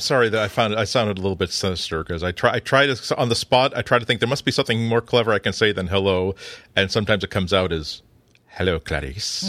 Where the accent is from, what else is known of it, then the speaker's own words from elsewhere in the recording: United States; I'm an American